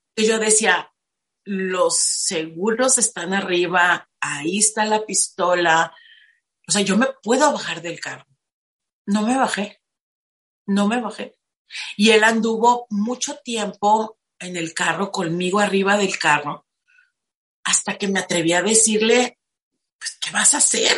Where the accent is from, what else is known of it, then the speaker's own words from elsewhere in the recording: Tijuana, Baja California, Mexico; now in Playas de Rosarito, Mexico; Crecí en Tijuana, soy de Tijuana, actualmente vivo en Playas de Rosarito.